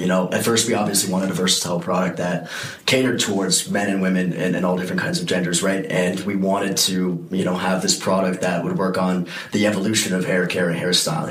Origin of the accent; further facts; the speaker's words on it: Shaker Heights, Ohio, United States; moved away; I'm from Cleveland, Ohio.